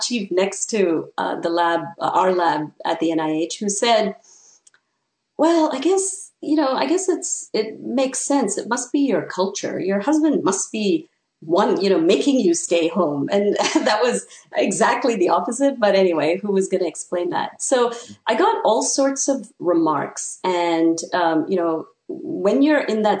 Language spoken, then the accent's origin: English; Canada; moved away as an adult; now in United States; since I come from Canada, I was on a J-1 visa